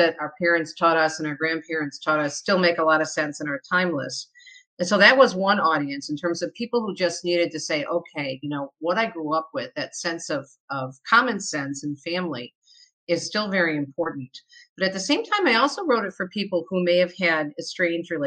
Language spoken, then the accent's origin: English; Michigan, United States; also born or lived in New Jersey; I was born in New Jersey, but I was raised in Michigan